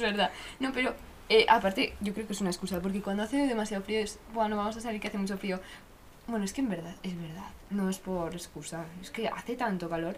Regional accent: Zaragoza, Aragon, Spain; somos de Zaragoza

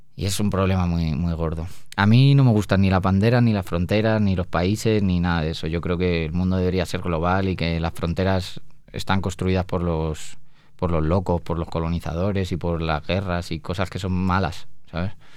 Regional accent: Spain

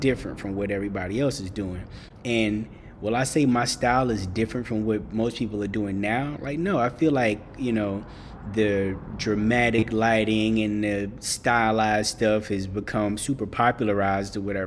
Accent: Boston, Massachusetts, United States; I grew up in Boston

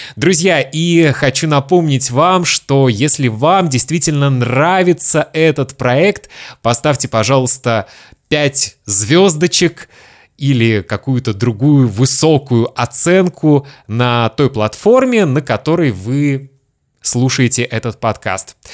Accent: Kaliningrad, Kaliningrad Oblast, Russia; moved away; also born or lived in Lithuania; моего родного города Калининграда

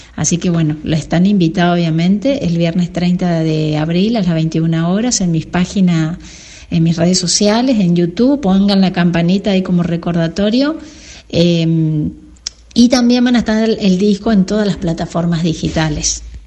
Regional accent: Paso de los Libres, Corrientes, Argentina; moved away as an adult; also born or lived in Resistencia, Chaco / France; now in Santa Ana de los Guácaras, Argentina; desde el pueblo de la ciudad de, de Paso de los Libres, donde yo nací

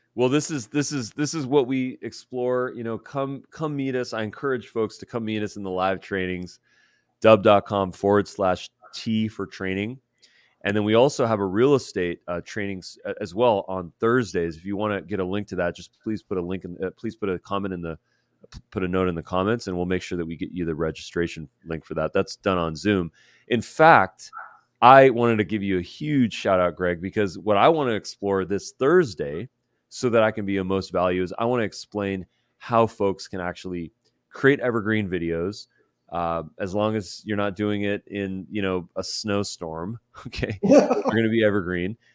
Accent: Southern California, United States; I'm from SoCal

